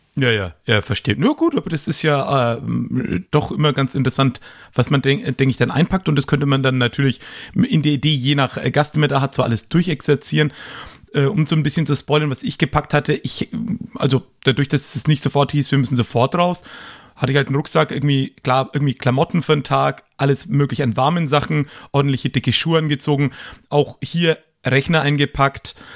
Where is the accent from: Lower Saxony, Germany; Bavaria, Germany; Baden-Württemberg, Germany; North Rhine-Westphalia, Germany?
Bavaria, Germany; Erlangen; in meine Geburtsstadt Erlangen